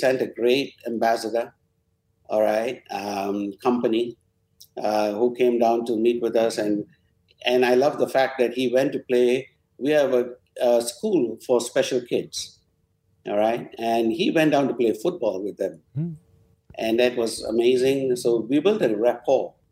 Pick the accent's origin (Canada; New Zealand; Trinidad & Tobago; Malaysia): Malaysia; Penang; also born or lived in United Kingdom / United States; now in Petaling Jaya, Malaysia; it's my hometown. But, you know, for the last 30 years, PJ is home.